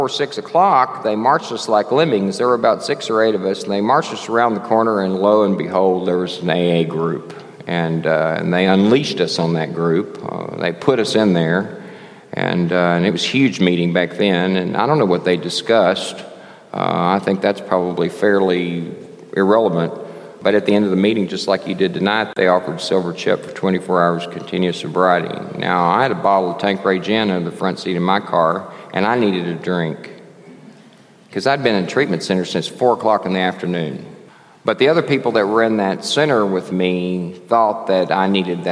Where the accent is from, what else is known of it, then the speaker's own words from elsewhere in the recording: Texas, United States; also born or lived in Lafayette, Louisiana / Dallas; I'm from Texas